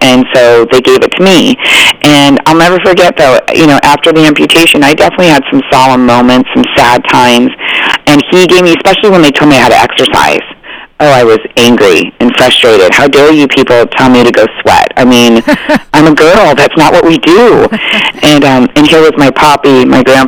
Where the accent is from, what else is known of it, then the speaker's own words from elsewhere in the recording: Arizona, United States; I grew up in Arizona, and we skied